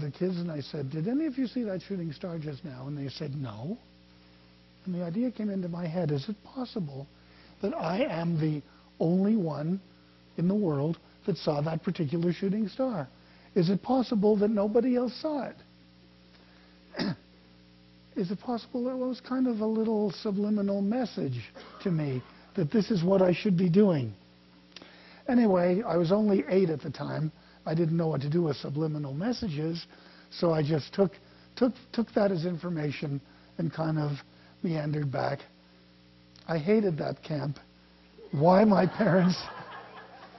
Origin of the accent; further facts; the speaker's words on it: Canada; I didn't know what 4th of July was. I'm from Canada